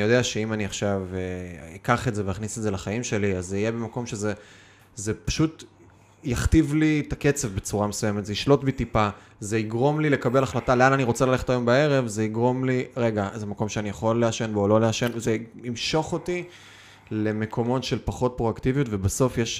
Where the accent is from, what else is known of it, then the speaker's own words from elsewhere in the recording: Kiryat Bialik, Haifa District, Israel; כשגדלתי בתור ילד ארס מהקריות